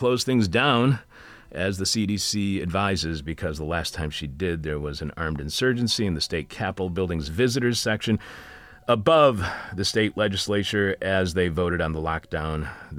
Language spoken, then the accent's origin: English; Michigan, United States; moved away; My home state, where I haven't lived for a very long time, but I was born and raised there